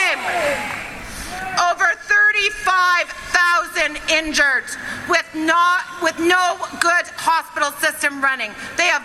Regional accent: Ottawa, Ontario, Canada; now in Victoria, Canada; I am born in Ottawa, and as a Canadian citizen

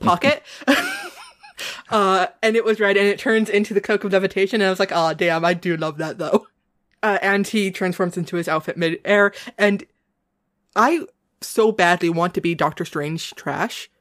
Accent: New England, United States; accent: New England; my New England accent

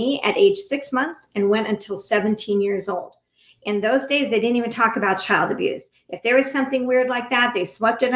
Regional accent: United States; we as American people, American citizens, right now in this country

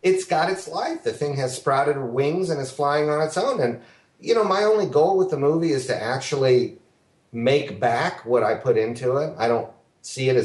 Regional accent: Ohio, United States; Ohio, my home state

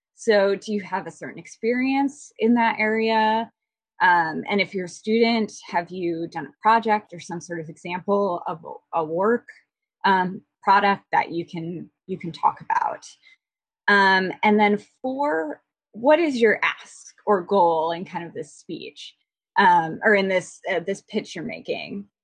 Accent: Midwest, United States; moved away; I'm originally from the Midwest where we're infamously informal

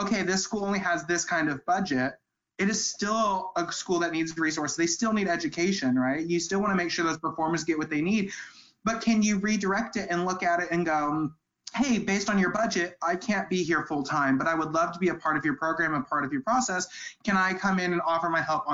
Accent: St. Louis, Missouri, United States; I'm from St. Louis.

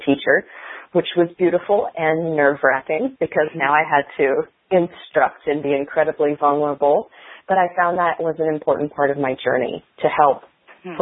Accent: Indiana, United States; My first newsletter article was published in the local paper in my hometown in Indiana when I was 6

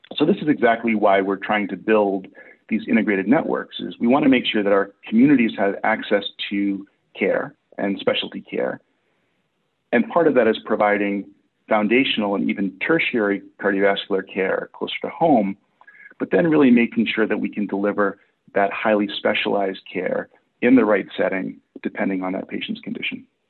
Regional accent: Massachusetts, United States; moved away as an adult; now in Portland, United States; I'm originally from Massachusetts, but I've been in Portland, Oregon for the last 13 years

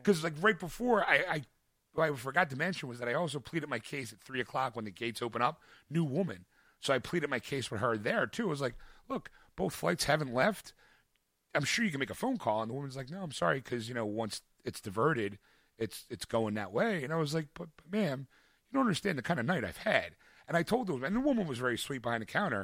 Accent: Philadelphia, Pennsylvania, United States; I'm a Philadelphian in Dallas

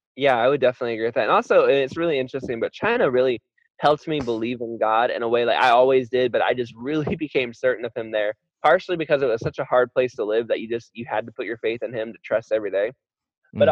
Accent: Florida, United States; I was raised in Florida

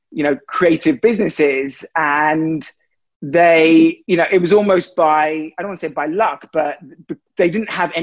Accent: London, United Kingdom; moved away as an adult; now in Los Angeles, United States; I'm originally from London.

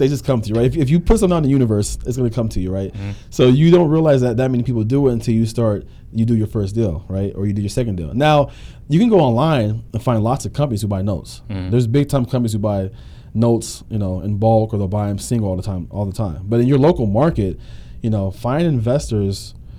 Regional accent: Pittsburgh, Pennsylvania, United States; also born or lived in Harrisburg / Michigan; now in Florida, United States; I'm from Pennsylvania. I'm from Pittsburgh and Harrisburg. I lived in Pittsburgh and Harrisburg.

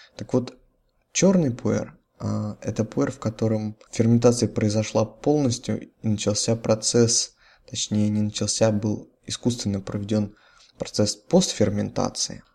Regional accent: Russia; Все мы родились, выросли в России

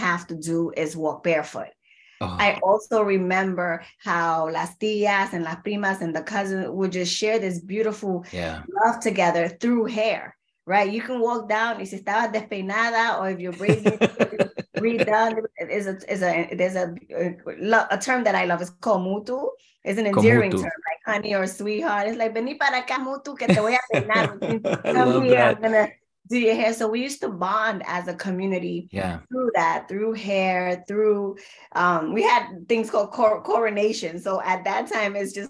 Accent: New York City, New York, United States; also born or lived in Honduras; I am a proud, very proud Garifuna woman, immigrant from Honduras. I was raised in the South Bronx

